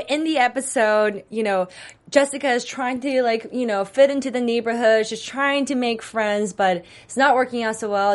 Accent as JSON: {"language": "English", "region": "Texas", "country": "United States", "tie": "born or raised there", "said": "I grew up in Texas"}